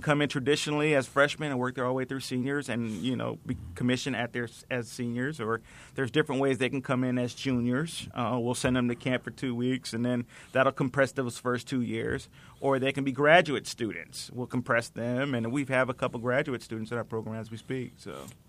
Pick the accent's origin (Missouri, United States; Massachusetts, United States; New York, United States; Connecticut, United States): Connecticut, United States; Norwalk; I'm actually from Norway, Connecticut